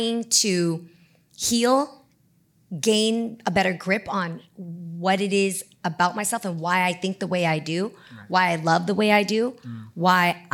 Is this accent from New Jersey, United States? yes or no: no; the Bay Area, California, United States; I come from the Bay. So if, you go to the Independence High School, Milpitas High School, Piedmont High School, these are all the high schools that I transferred